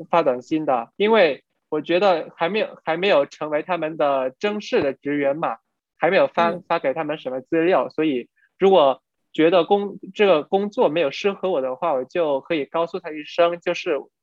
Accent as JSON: {"language": "Chinese", "country": "Vietnam", "second_language": "Chinese", "said": "我们都是越南人"}